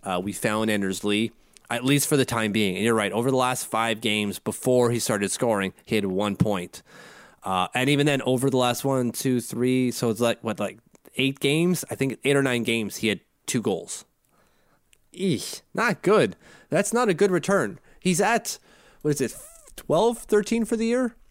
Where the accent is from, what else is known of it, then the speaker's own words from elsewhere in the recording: Canada; I'm Canadian